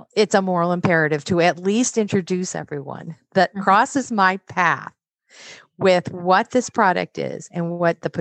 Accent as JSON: {"language": "English", "region": "Midwest", "country": "United States", "said": "I'm from the Midwest."}